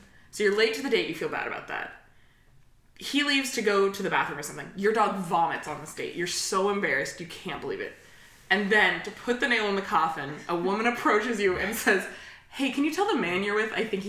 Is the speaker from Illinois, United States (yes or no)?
no; the Bay Area, California, United States; my home area, the Bay Area.